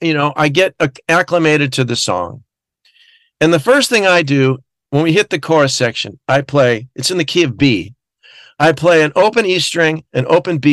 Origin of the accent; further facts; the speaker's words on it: Glendale, California, United States; I grew up in Glendale, California.